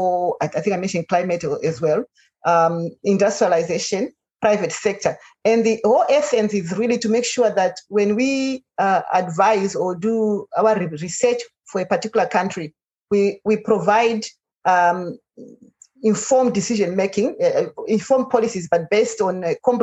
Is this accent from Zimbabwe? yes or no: yes; Zimbabwe; I'm from Zimbabwe